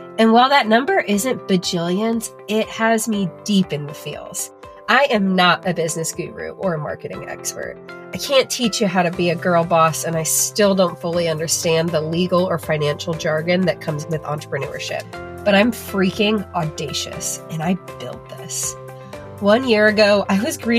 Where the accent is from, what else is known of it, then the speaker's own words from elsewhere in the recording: St. Louis, Missouri, United States; moved away as an adult; now in West Central Illinois, United States; I grew up outside of St. Louis.